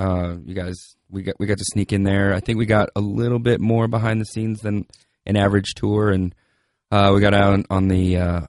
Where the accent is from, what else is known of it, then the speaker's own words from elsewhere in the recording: Denver, Colorado, United States; born there; I was born in Denver.